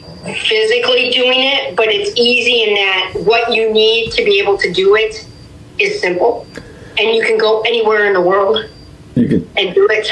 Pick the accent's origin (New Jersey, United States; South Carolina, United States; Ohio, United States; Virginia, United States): Ohio, United States; Sandusky; now in Euclid, United States; I'm originally from Sandusky, but I live in Euclid, Ohio now